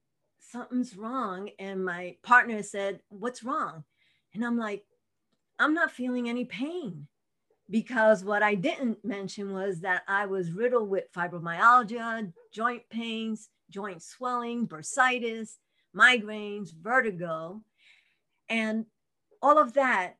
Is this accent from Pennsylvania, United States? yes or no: no; New York City, New York, United States; moved away as an adult; now in Albuquerque, United States; I was born and raised in Brooklyn, and I was going to Brooklyn College